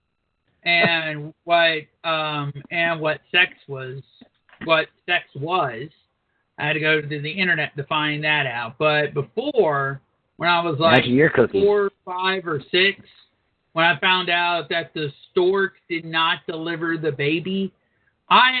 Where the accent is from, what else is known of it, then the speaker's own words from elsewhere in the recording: Georgia, United States; I'm from Georgia.